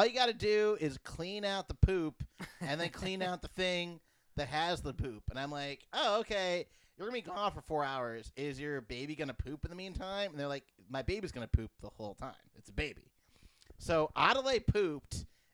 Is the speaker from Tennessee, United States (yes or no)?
no; Philadelphia, Pennsylvania, United States; growing up in Philadelphia